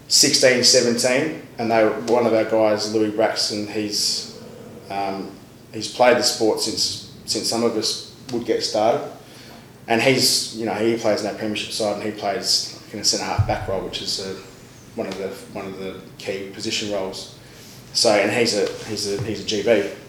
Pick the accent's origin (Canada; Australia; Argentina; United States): Australia; Western Australia; moved away as an adult; now in London, United Kingdom; I'm obviously from Western Australia.